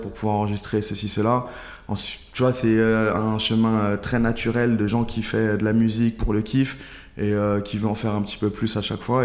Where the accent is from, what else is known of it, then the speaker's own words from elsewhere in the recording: Saint-Priest, Auvergne-Rhône-Alpes, France; moved away as an adult; now in Paris, France; Je suis à Saint-Priest